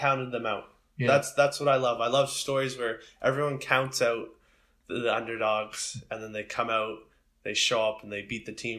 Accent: Sackville, Canada; I grew up in Sackville, and Sackville is the big football town.

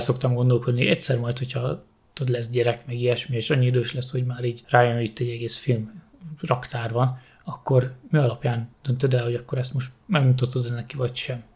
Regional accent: Hungary; Budapest mellett nőttem föl, Budapestre bejárósan

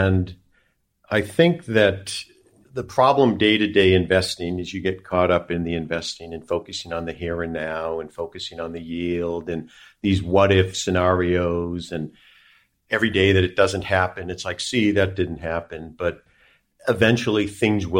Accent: United States; as an American citizen

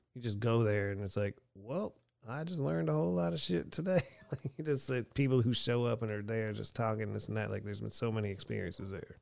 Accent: Erie, Pennsylvania, United States; moved away as an adult; also born or lived in Houston, Texas; in my hometown of Erie, Pennsylvania in eighty-nine

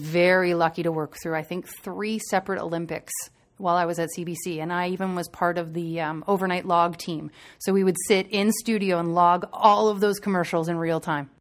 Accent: Waterdown, Ontario, Canada; I grew up in a really small town, uh, just outside of Burlington, Ontario, called Waterdown

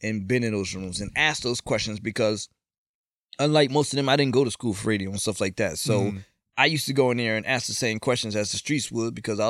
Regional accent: East Hartford, Connecticut, United States; they were smart enough to move us to East Hartford

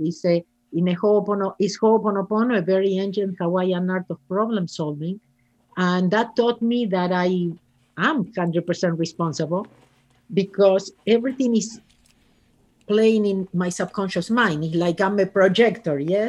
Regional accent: Argentina; English is a second language; moved away as an adult; now in Los Angeles, United States; I am originally from Argentina, and I moved to Los Angeles thirty-seven years ago.

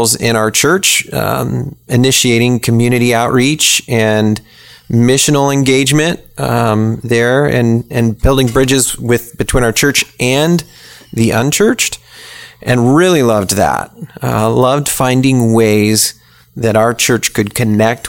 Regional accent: Springfield, Illinois, United States; moved away as an adult; now in Tallahassee, United States; I grew up in Illinois in the state capitol there in Springfield

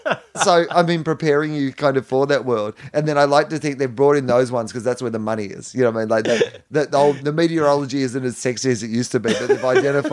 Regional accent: Australia; that's the thing that you realize as an Australian is, I don't know how traveled you were before this role, but is that there is a lot of this country that isn't, yeah, the five cities that people live in.

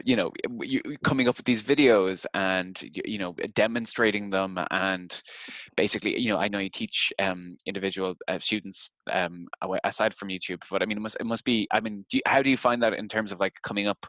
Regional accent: Limerick, Munster, Ireland; my hometown in Limerick

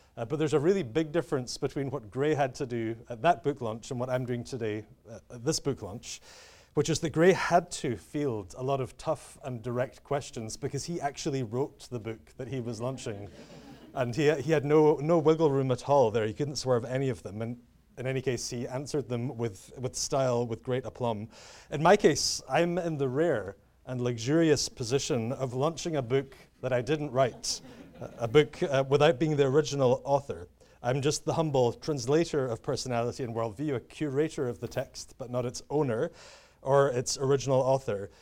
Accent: United Kingdom; I'm British, uh, as you can tell

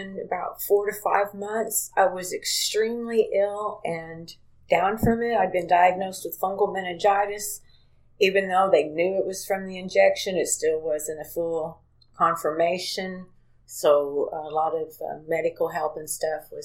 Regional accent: Princeton, Indiana, United States; also born or lived in Hazleton, Indiana; was born and raised in Princeton

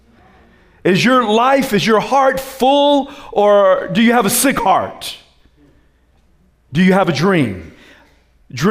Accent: South Carolina, United States; I'm from South Carolina.

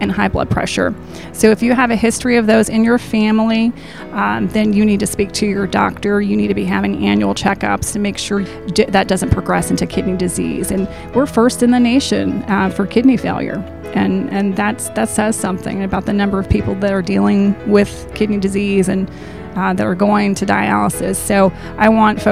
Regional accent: the Shoals area, Alabama, United States; I am from the Shoals area

